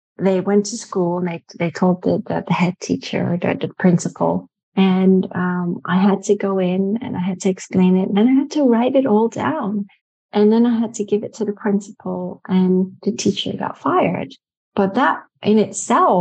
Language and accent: English; Netherlands; I was born in Holland. And I am part Dutch.